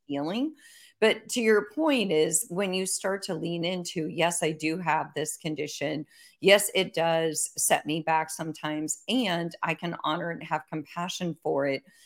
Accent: Iowa, United States; I grew up in Iowa

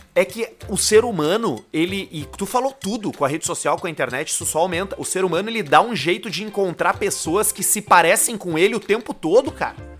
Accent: Northeast Region, Brazil; now in Rio Grande do Sul, Brazil; a gente é nordestino, né? Nordestino

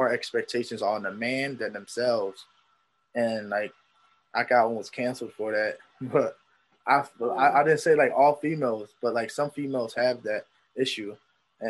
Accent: Philadelphia, Pennsylvania, United States; I grew up in Kensington

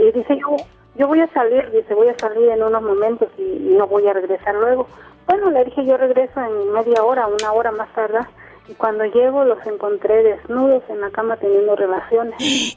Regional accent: Huatulco, Oaxaca, Mexico; now in Oaxaca, Mexico; yo estoy radicando aquí en Oaxaca. Eh, soy de Huatulco, de Bahías de Huatulco

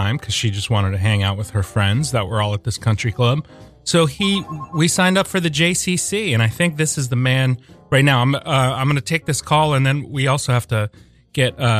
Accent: Norfolk, Virginia, United States; I grew up in Norfolk, Virginia

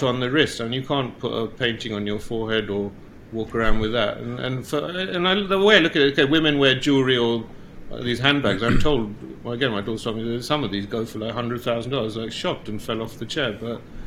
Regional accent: Uganda; moved away; we were kicked out of Uganda

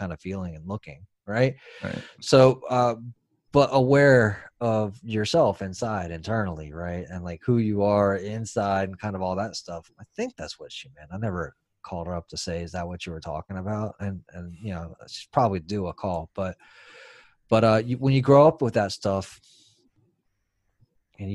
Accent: San Francisco, California, United States; I was born in San Francisco

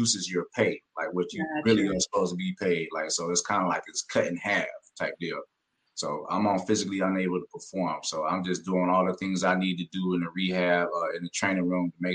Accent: the South, United States; I'm from the South, a speed guy from the South.

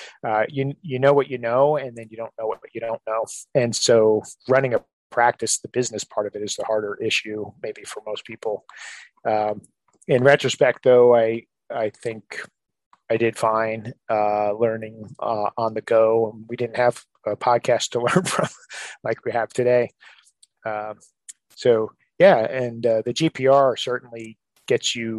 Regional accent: New Jersey, United States; moved away as an adult; now in Maryland, United States; We're both from New Jersey

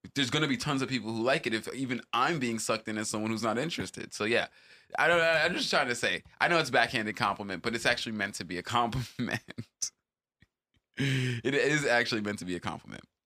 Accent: Jamaica; as a Jamaican

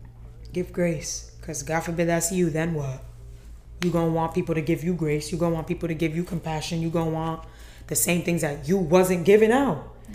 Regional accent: Nigeria; I'm Nigerian, man. Yeah. Like, so, this is my life. Yeah. This is my life. I grew up this way.

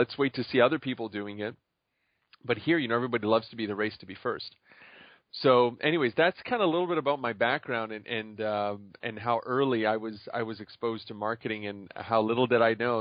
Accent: Montreal, Quebec, Canada; moved away as an adult; also born or lived in Chicago; I was originally from Montreal

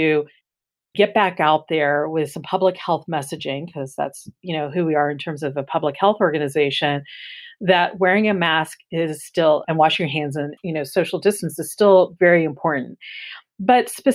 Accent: Florida, United States; moved away; also born or lived in Los Angeles; I grew up in Florida, where disasters of hurricanes and tornadoes certainly had an impact when I grew up

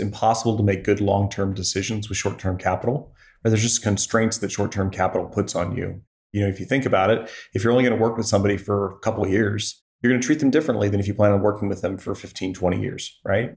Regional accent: Joplin, Missouri, United States; now in Columbia, United States; I grew up in Joplin, Missouri

